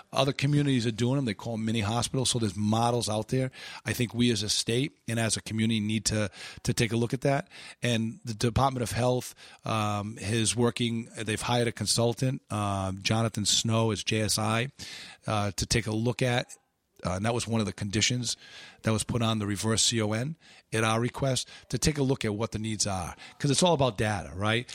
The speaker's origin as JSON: {"language": "English", "town": "Pawtucket", "region": "Rhode Island", "country": "United States", "tie": "born or raised there", "said": "born and raised in Pawtucket"}